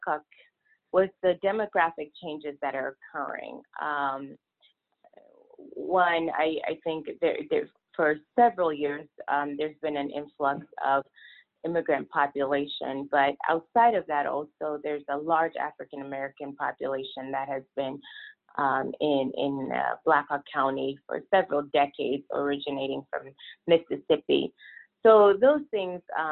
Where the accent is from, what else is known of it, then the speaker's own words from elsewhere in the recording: Niger; moved away as an adult; also born or lived in Vermont / Texas / California; now in Iowa, United States; I am originally from Niger